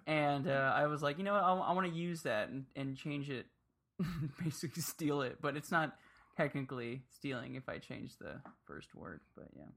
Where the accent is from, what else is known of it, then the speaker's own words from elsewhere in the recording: Miami, Florida, United States; moved away; I grew up in Miami